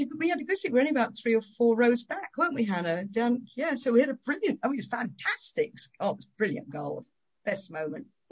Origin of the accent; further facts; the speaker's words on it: Worthing, South East England, United Kingdom; I was born in Worthing